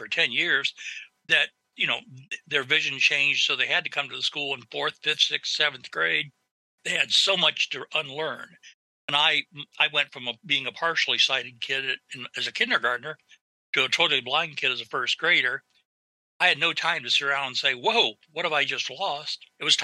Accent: northern Ohio, United States; moved away as an adult; now in Columbus, Ohio, United States; I'm originally from northern Ohio, from a very small town

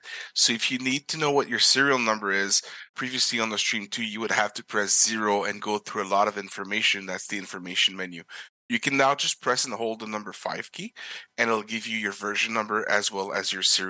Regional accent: Quebec, Canada; first language French; English is a second language; I'm actually from Quebec. So if you hear a tinge of an accent in my voice, that's because French is my main language and English is my second language

